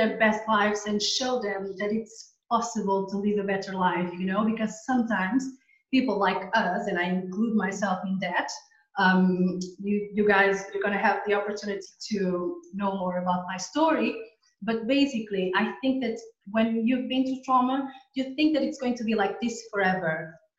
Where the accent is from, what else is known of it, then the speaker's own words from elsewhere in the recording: Portugal; English is a second language; also born or lived in Angola; now in Tenerife, Spain; So basically, I was born in Angola and then my family moved to Portugal. Yeah. At the moment, I'm living in Tenerife.